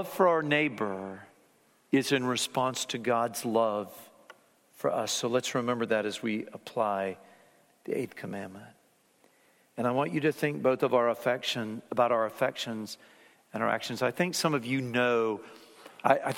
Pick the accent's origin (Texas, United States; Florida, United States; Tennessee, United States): Florida, United States; Fort Lauderdale; I remember growing up in Fort Lauderdale, Florida